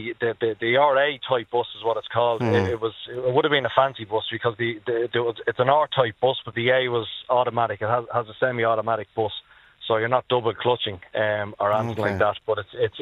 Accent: Dublin, Leinster, Ireland; born or raised there

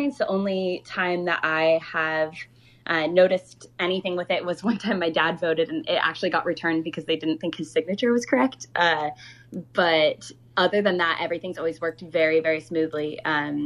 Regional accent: Oregon, United States; moved away; My hometown is unfortunately one of the most affected areas in Oregon

